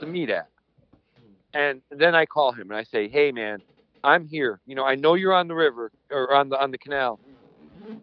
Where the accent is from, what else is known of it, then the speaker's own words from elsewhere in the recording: Connecticut, United States; I'm from Connecticut